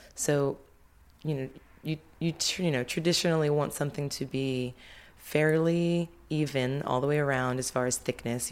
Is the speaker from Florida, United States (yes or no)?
no; Baltimore, Maryland, United States; moved away as an adult; also born or lived in Philadelphia; I started taking classes at a local community college where I grew up in Baltimore.